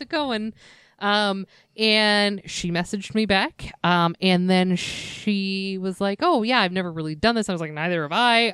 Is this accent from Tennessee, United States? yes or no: no; Glendora, California, United States; where I grew up in Glendora